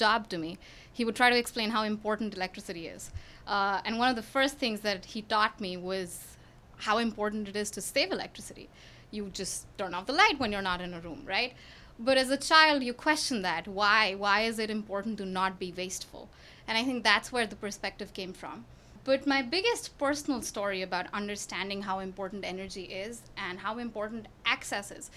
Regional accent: New Delhi, Delhi, India; moved away as an adult; now in Houston, United States; I grew up in New Delhi in India

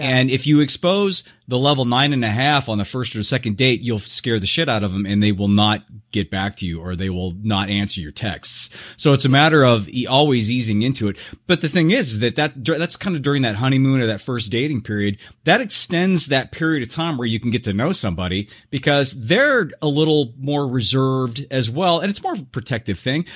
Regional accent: Southern California, United States; now in Scottsdale, United States; I was brought up in Southern California

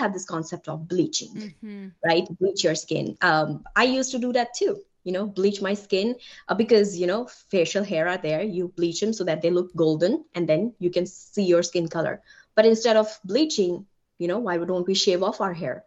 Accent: India; English is a second language; moved away as an adult; also born or lived in Germany / Delaware, United States; now in Ohio, United States; being an immigrant, being an Indian woman, right? English is not my first language.

